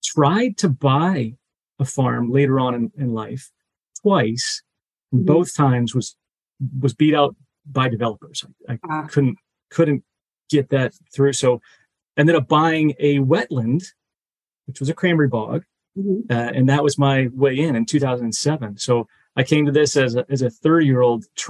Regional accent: Middleborough, Massachusetts, United States; also born or lived in Bronx, New York; I was born in the Bronx, moved to Massachusetts where they had their professions. And I grew up, didn't know that Middleborough at the time was cranberry capital of the world

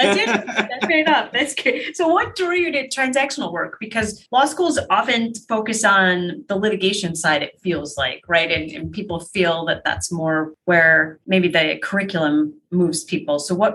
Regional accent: Utica, New York, United States; I grew up in Utica.

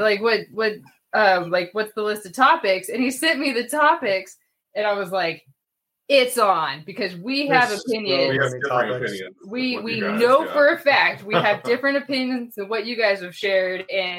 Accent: Southern California, United States; we're from Southern California.

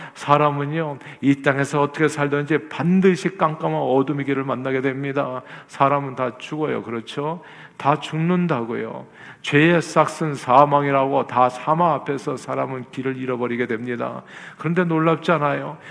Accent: Seoul, South Korea; moved away; 서울에서 태어난 저는

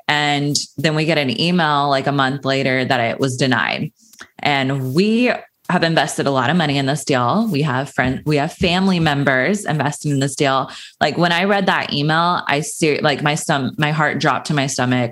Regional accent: Sacramento, California, United States; moved away as an adult; now in Los Angeles, United States; I grew up in Sacramento, California. That's where I was raised.

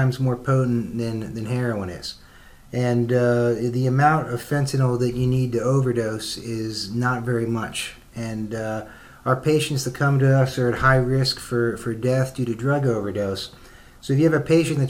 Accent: central Pennsylvania, United States; also born or lived in Philadelphia; now in Indianapolis, United States; I'm from Pennsylvania, central Pennsylvania.

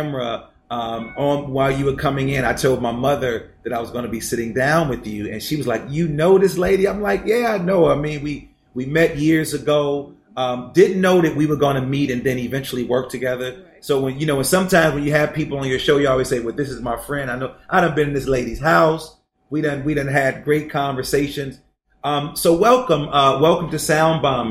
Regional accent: Chicago, Illinois, United States; now in Maryland, United States; I'm from Chicago, but I'm living in Maryland

